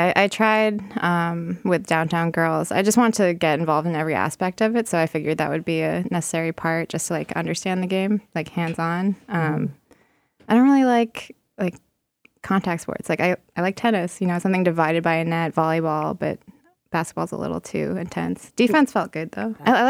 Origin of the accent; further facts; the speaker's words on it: Boston, Massachusetts, United States; Oh, yeah. I mean, it's known for being pretty racist. And growing up in high school, I was like one of two non-white kids.